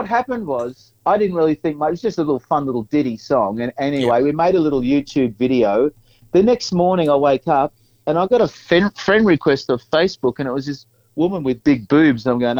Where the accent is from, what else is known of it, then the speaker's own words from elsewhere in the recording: Scoresby, Victoria, Australia; Then I started reminiscing about where I grew up in Scoresby and the fact that there was nothing there. I thought, geez, what a crap place to grow up, you know.